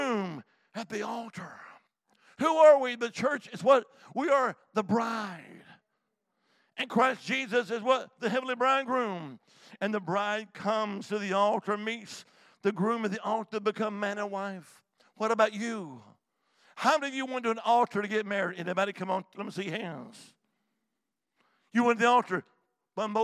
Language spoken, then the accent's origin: English; Alabama, United States; also born or lived in Montgomery, Alabama; now in Salem, United States; I'm originally from the Holy Land, Alabama.